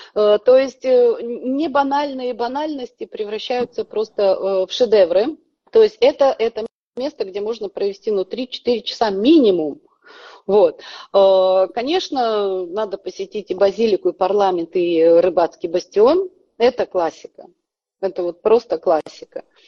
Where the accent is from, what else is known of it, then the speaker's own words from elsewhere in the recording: Kazakhstan; moved away as an adult; now in Budapest, Hungary; Я сама родом с Казахстана.